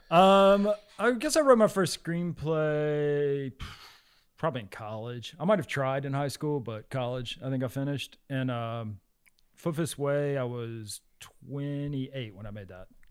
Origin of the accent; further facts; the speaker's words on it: the South, United States; moved away; whenever I was growing up in the South